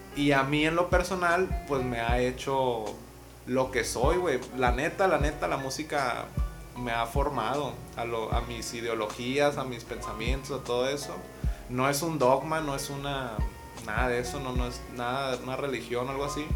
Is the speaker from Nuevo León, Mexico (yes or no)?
no; Mazatlán, Sinaloa, Mexico; soy de Mazatlán